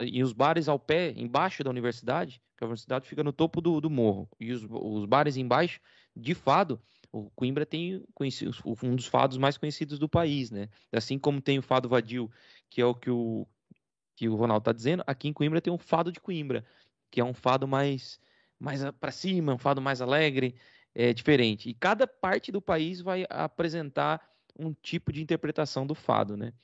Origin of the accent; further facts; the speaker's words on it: Rio Claro, São Paulo, Brazil; moved away as an adult; also born or lived in Paraná; now in Portugal; Eu sou de Rio Claro. Né? Na verdade, sou paranaense, mas vivi minha vida toda, minha infância toda em Rio Claro. Até os 28, quando eu vim para Portugal